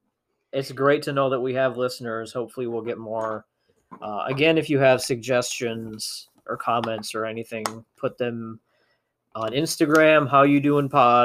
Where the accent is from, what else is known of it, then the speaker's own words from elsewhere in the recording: Minnesota, United States; We're from Minnesota, and I say soda.